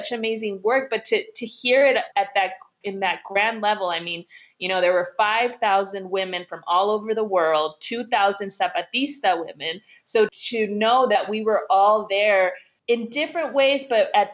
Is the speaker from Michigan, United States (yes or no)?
no; Southern California, United States; born or raised there; also born or lived in Oakland, California / Waipahu, Hawaii